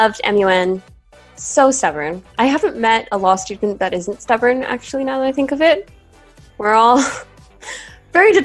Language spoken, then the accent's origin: English; Portugal; first language English; moved away as an adult; I'm Portuguese and I live in Portugal and I've always gone to international schools